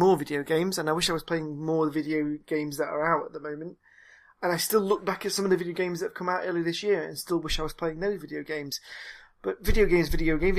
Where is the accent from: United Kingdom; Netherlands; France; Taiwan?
United Kingdom; Nottingham, East Midlands; when I was a kid, I grew up in Nottingham